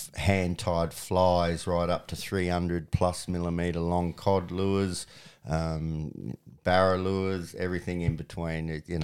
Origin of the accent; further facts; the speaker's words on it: Benalla, Victoria, Australia; born there; Well, as I said, I was born in Benalla, which is on the Broken River, which is one of the best cod fisheries in Australia.